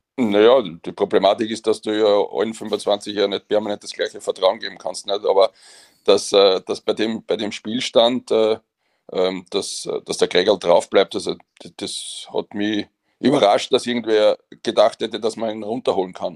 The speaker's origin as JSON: {"language": "German", "region": "Vienna", "country": "Austria"}